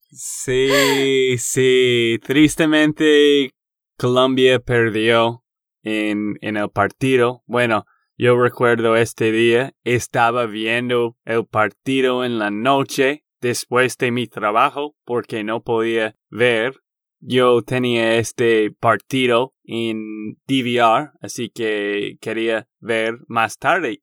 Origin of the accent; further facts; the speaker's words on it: Texas, United States; de Texas, Estados Unidos